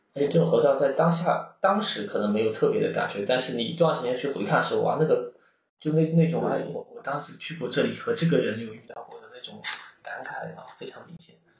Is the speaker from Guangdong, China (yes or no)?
no; Fuzhou, Fujian, China; moved away as an adult; 我们从小在这里可能，当大家在福州可能见得太多了